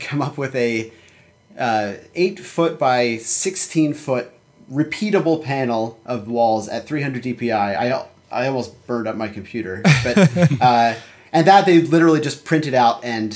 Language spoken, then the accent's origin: English; Philadelphia, Pennsylvania, United States; I grew up in Philadelphia